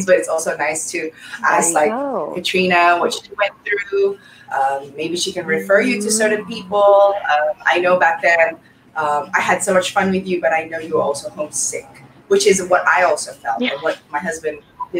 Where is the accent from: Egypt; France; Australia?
Australia; moved away as an adult; as an Aussie, or the way that we, I was brought up, is that we trust everybody